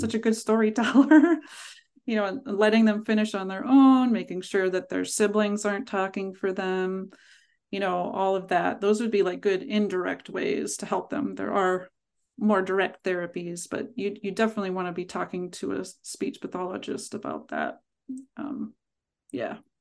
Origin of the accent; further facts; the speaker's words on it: Pittsburgh, Pennsylvania, United States; now in Vermont, United States; I grew up in Pittsburgh